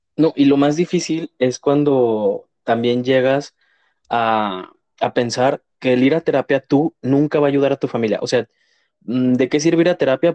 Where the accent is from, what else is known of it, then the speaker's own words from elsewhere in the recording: Mexico; como mexicanos